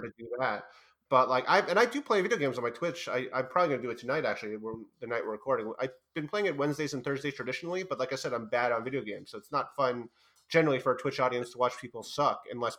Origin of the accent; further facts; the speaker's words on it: New York, United States; I am from New York